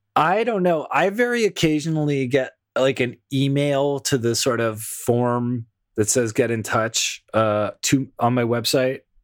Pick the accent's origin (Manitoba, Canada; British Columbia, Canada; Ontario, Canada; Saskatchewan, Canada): Ontario, Canada; Toronto; my hometown of Toronto, Ontario